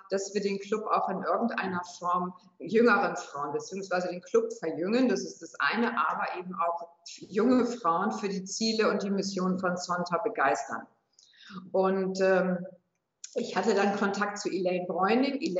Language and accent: German; Hamburg, Germany; moved away as an adult; now in Würzburg, Germany; ich komme gebürtig aus Hamburg, bin also kein Würzburger, sondern eine Hamburgerin ähm, bin über berufliche Station dann nach Würzburg geraten